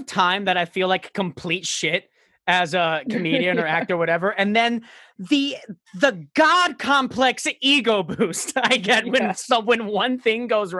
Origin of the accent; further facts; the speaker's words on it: Florida, United States; I'm from South Florida.